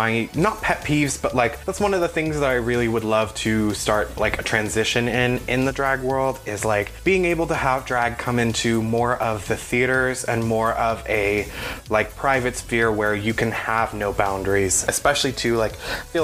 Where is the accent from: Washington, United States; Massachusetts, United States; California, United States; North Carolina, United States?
California, United States; Bay Area; growing up in the Bay Area